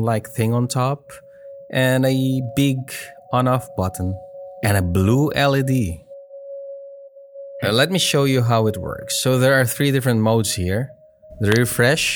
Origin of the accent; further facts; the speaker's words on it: Philippines; I am a Filipino